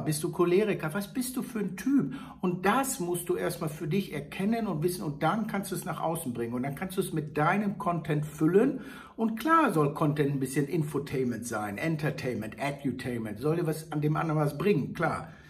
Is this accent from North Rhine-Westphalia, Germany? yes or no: yes; Hagen, North Rhine-Westphalia, Germany; moved away; meine alte Heimat Hagenhaspe bedenken. Da war ja früher Brandzwieback zu Hause. Ich bin mit den Brandleuten in den Kindergarten gegangen